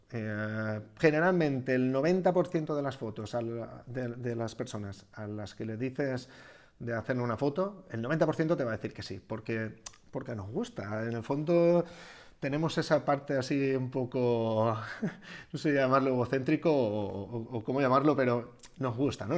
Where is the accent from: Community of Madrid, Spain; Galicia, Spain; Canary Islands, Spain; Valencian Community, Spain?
Valencian Community, Spain; Algemesí; yo soy de Algemesi